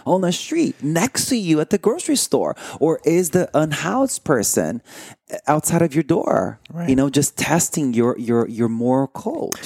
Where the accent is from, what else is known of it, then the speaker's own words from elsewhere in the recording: Brazil; moved away; I grew up in Brazil